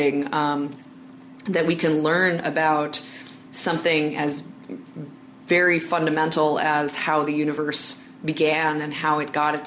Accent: New York City, New York, United States; I'm from New York City

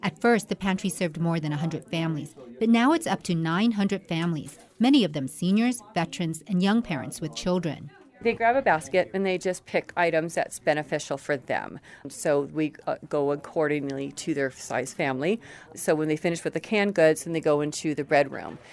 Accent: Silicon Valley, California, United States; now in Reno, United States; I'm from Silicon Valley. I was in that industry

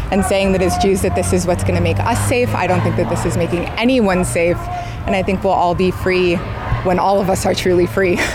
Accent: Samoa; also born or lived in Tonga; Yeah, so uh, I'm from Samoa and Tonga.

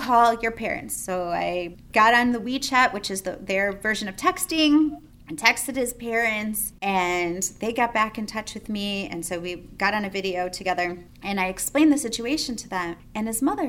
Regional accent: United States; we're from America

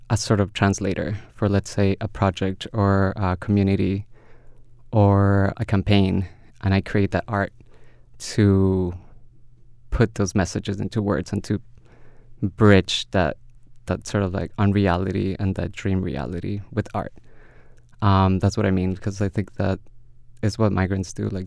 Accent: India; born there; English is a second language; moved away as an adult; India. I was born in India. I came for here for education, so definitely India.

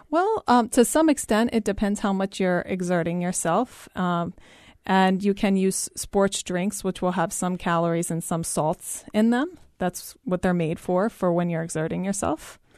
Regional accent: East Coast, United States; moved away; I'm from the East Coast and it gets very, very, very humid there.

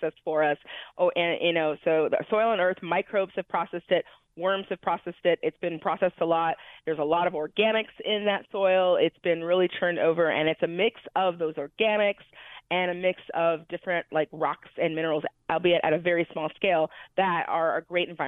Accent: Illinois, United States; I grew up in Illinois. I grew up in the heart of farmland

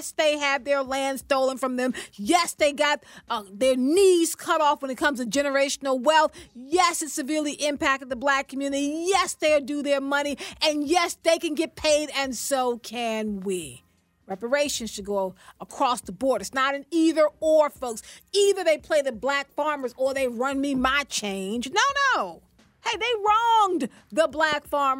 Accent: South Carolina, United States; South Carolina, my home state

